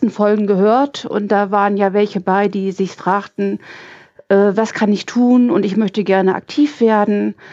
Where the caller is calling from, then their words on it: Lemwerder, Lower Saxony, Germany; Ich komme aus der Gegend von Bremen, ach, aus Speckgürkel